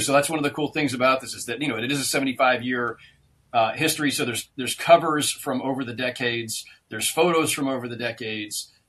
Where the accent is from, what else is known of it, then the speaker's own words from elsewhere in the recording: Bay Area, California, United States; moved away as an adult; also born or lived in Los Angeles; as a kid growing up in the Bay Area, I was raised to you know despise all things